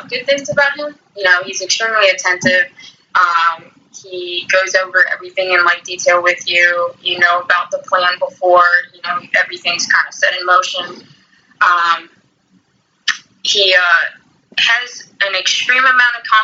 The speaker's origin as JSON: {"language": "English", "region": "Florida", "country": "United States", "tie": "born or raised there", "also_born_or_lived": "Costa Rica / North Carolina", "moved": "as an adult", "said": "I was born in Florida. I lived here for about 19 years, and then I moved out of the country"}